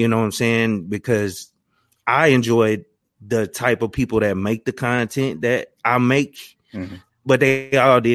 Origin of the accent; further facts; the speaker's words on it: Louisiana, United States; where I grew up in Louisiana